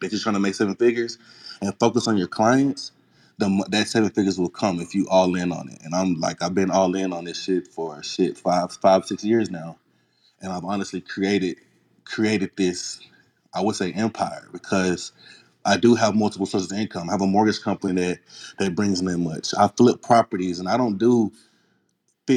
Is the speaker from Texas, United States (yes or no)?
yes; Houston, Texas, United States; I'm from Third Ward. I'm from the hood